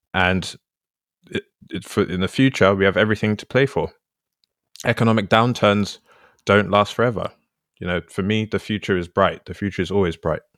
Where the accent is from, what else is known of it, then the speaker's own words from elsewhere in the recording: London, United Kingdom; moved away as an adult; I grew up in London my whole life, and then I went to live in a different part of the country for a bit.